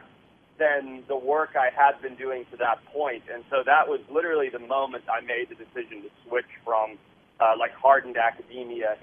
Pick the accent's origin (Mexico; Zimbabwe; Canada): Zimbabwe; moved away; I grew up in Southern Africa